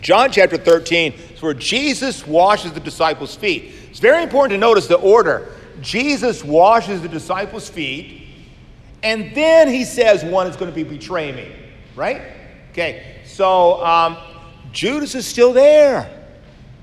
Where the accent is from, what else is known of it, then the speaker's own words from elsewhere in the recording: United States; I'm born American